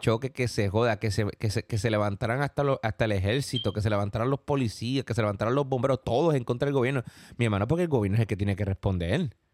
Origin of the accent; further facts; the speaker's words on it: Puerto Rico; also born or lived in Queens, New York; now in New York, United States; la isla donde yo nací, sí, donde nací yo y donde nació también el señor John John